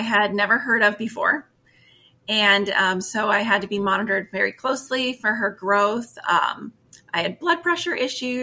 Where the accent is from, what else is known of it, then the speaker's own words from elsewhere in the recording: Erie, Pennsylvania, United States; I am from the Erie area, born and raised.